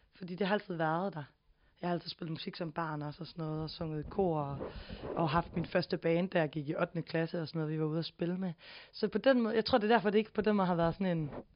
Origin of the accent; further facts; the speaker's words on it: Silkeborg, Central Denmark Region, Denmark; moved away; jeg er fra lidt uden for Silkeborg, i noget, ja. der hedder Katrinedal